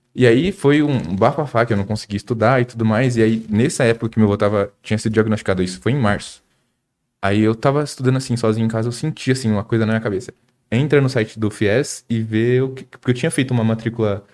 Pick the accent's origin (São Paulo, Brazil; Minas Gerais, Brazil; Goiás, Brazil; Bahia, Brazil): São Paulo, Brazil; Suzano; eu sou de Suzano